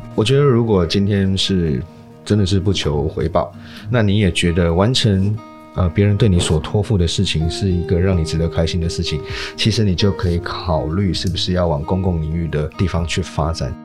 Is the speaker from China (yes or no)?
no; Miaoli County, Taiwan; 这个事情其实发生在我的家乡，就是苗栗啊